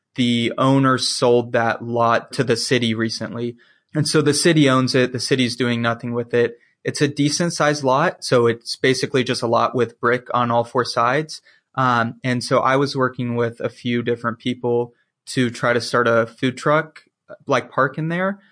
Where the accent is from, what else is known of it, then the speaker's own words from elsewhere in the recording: the South, United States; I'm from the South. That small southern town life is just like what I'm used